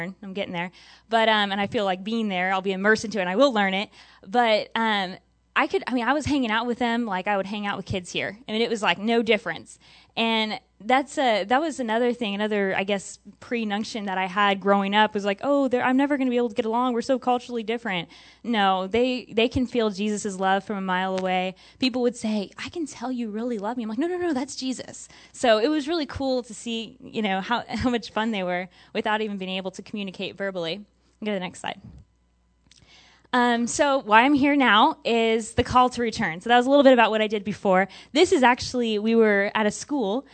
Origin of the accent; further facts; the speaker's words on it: Texas, United States; growing up in Texas, you know, rural area